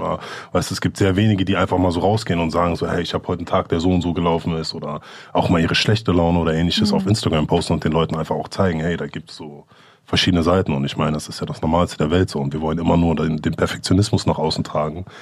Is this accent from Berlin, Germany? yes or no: yes; Berlin, Germany; wir sind beide in Steglitz, in Lichterfelde quasi aufgewachsen